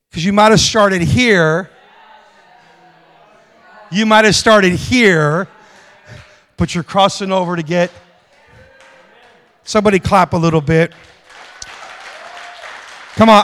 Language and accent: English; United States; also born or lived in Las Vegas; I'm American